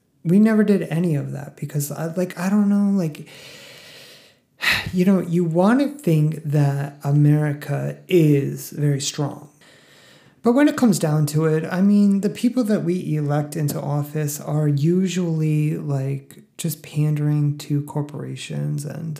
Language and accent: English; Northeast, United States; Like, I grew up in a WASPy family. Like, I'm from the Northeast, like I've said many, many times.